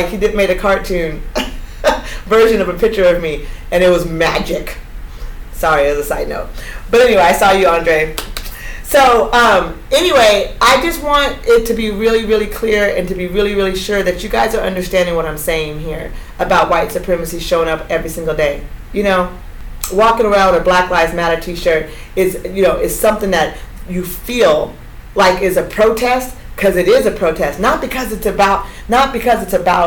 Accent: Eugene, Oregon, United States; a Black girl from Eugene, a Black woman growing up in the Pacific Northwest

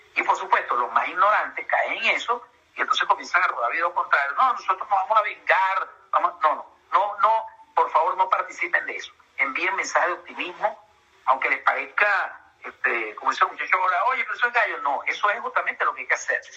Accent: Venezuela; moved away as an adult; now in Peru; como venezolano

